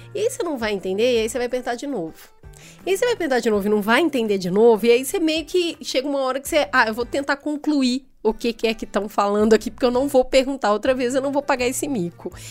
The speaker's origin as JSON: {"language": "Portuguese", "region": "Minas Gerais", "country": "Brazil", "moved": "as an adult", "lives_now": "São Paulo, Brazil", "said": "eu sou mineira"}